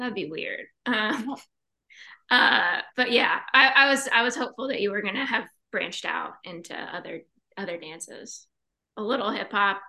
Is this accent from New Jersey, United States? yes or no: no; Champaign, Illinois, United States; So we're from Champaign.